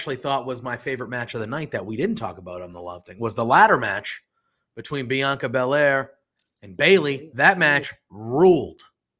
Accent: Boston, Massachusetts, United States; now in Haverhill, United States; I'm from Boston

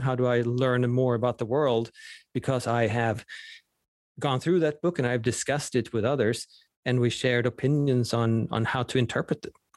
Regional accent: Sweden; first language Swedish; English is a second language; moved away; Swedish is my native language

